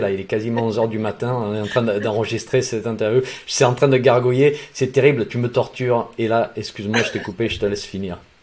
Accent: Provence-Alpes-Côte d'Azur, France; dans mon enfance, dans les Alpes de Haute-Provence

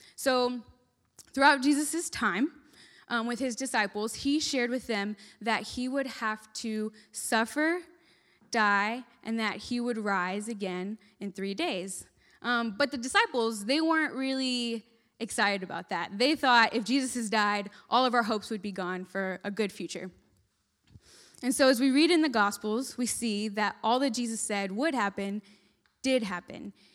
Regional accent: Texas, United States; moved away as an adult; now in West Virginia, United States; I'm from Texas, and I was moving all the way to West Virginia. I'd lived in Texas my whole life, never thought I'd leave

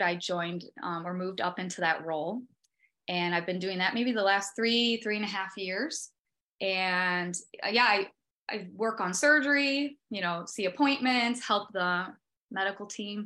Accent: Ohio, United States; I grew up in Ohio and I graduated from the Ohio State University in 2010

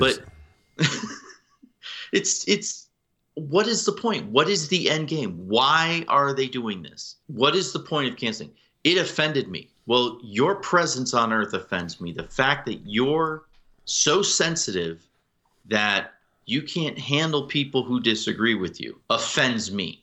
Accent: outside of Springfield, Massachusetts, United States; I grew up outside of Springfield, Massachusetts

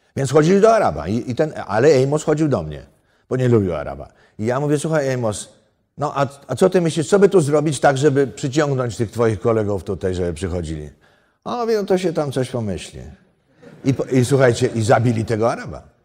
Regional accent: Poland; moved away; ja jestem z gór

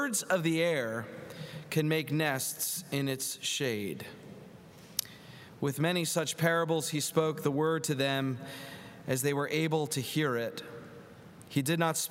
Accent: Philadelphia, Pennsylvania, United States; Growing up in Philadelphia

